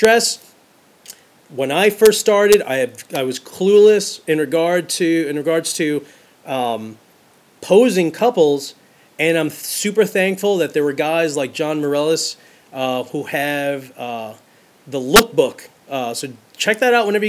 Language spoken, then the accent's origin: English; New York City, New York, United States; I'm from Brooklyn. I grew up in New York City